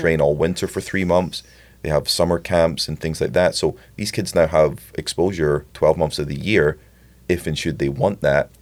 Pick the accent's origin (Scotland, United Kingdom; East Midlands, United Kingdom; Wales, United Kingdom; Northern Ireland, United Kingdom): Scotland, United Kingdom; I'm Scottish